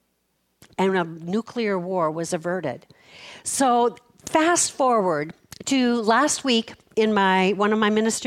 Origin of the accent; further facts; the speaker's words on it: Fargo, North Dakota, United States; I was born in Fargo, North Dakota